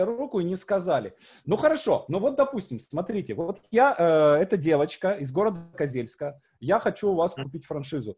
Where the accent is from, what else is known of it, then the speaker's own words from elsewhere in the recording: Syamzha, Vologda Oblast, Russia; moved away; у меня на родине, мой поселок Сямжа, там 5 тысяч жителей всего.